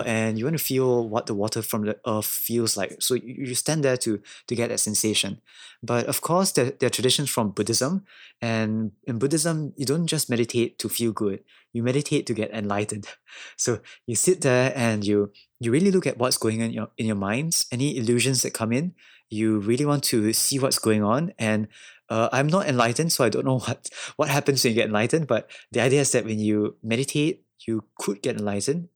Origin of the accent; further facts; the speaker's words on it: Singapore; moved away as an adult; now in Kyoto, Japan; I'm from Singapore.